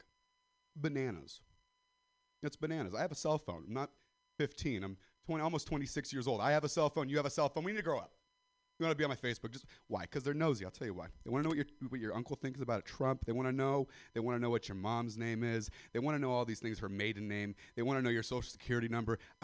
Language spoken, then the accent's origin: English; Castro Valley, California, United States; I'm white, I'm from Sister Valley, California